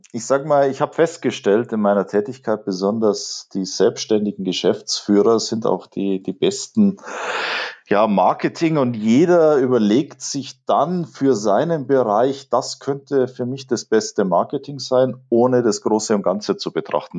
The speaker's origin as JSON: {"language": "German", "town": "Munich", "region": "Bavaria", "country": "Germany", "said": "als Münchner"}